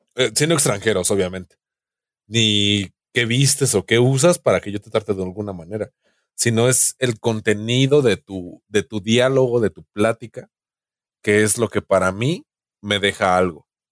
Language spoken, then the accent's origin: Spanish; Mexico; como mexicano